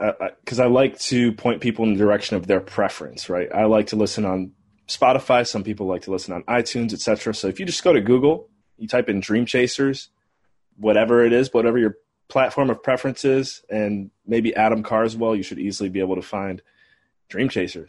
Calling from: St. John's, Newfoundland and Labrador, Canada; So I'm calling in from St. John's, Newfoundland, Canada today, the first city in North America that the sun rises on every day.

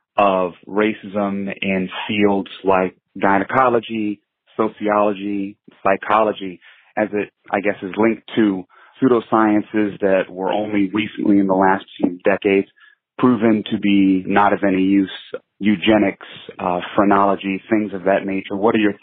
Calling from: Tacoma, Washington, United States; I'm calling from Tacoma, Washington.

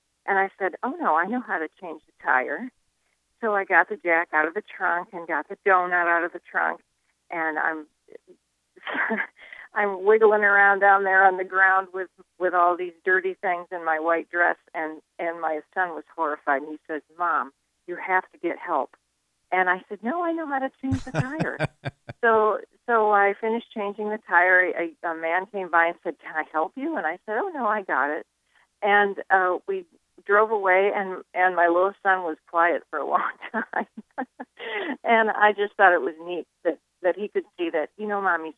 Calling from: Seattle, Washington, United States; I'm calling from Seattle.

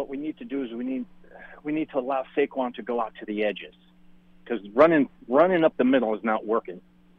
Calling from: Charleston, United States; Hey, Jonathan … in Charleston.

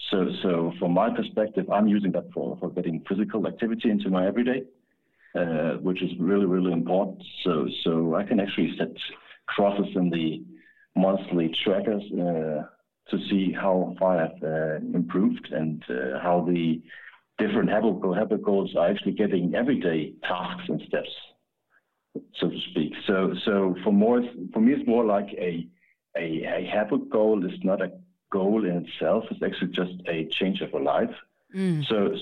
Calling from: Denmark; I'm actually calling from Denmark.

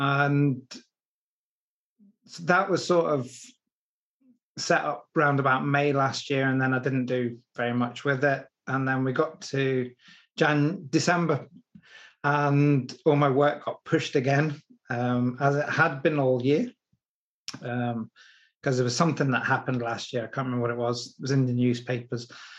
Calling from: Mauchline, Scotland, United Kingdom; A place called Mauchline, which is in Scotland. It's Robbie Burns country.

